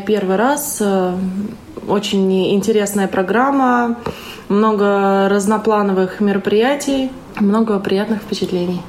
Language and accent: Russian; Voronezh, Voronezh Oblast, Russia; я из Воронежа.